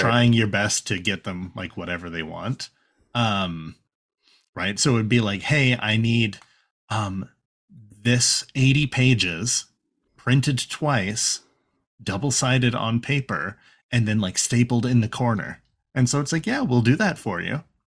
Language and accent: English; Canada; We're white presenting Canadians